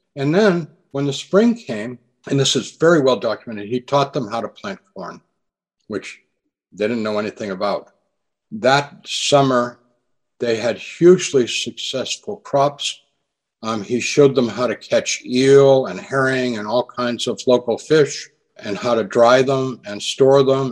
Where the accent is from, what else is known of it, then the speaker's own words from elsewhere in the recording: New England, United States; moved away; I grew up in New England